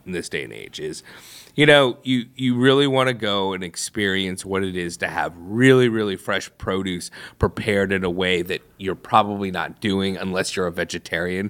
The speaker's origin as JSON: {"language": "English", "town": "St. Louis", "region": "Missouri", "country": "United States", "tie": "born or raised there", "said": "I grew up in Saint Louis"}